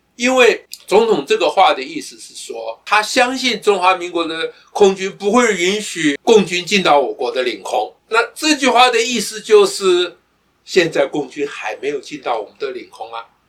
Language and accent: Chinese; Taiwan; 我们台湾人